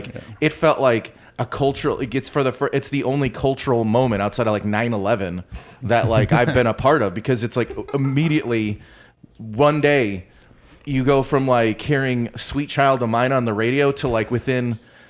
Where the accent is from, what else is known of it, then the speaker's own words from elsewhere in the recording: Chicago, Illinois, United States; I grew up in Chicago